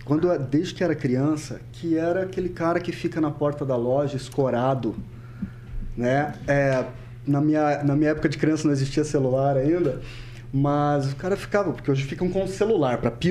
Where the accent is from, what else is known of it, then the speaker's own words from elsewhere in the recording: Cornélio Procópio, Paraná, Brazil; moved away as an adult; also born or lived in Curitiba / Londrina / Ponta Grossa; nasci né, em Cornélio Procópio, vivi lá até os meus 18 anos, com 19 anos eu saí de Cornélio, fiz uma breve passagem por Curitiba